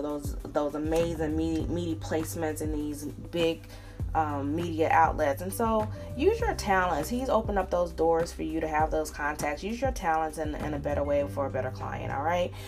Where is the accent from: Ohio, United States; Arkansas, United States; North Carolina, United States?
North Carolina, United States; Charlotte; now in Atlanta, United States; I live in Coke country, but I'm from Charlotte, North Carolina